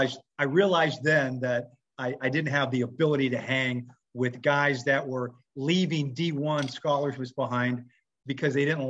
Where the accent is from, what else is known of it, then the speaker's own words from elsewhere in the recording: Anaheim, California, United States; I grew up in Anaheim. I'm probably the oldest guy here by far.